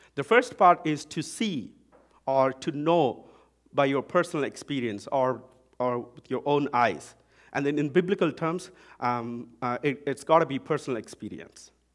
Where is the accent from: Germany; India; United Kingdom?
India; accent: Indian English; now in Vancouver, Canada; I'm from India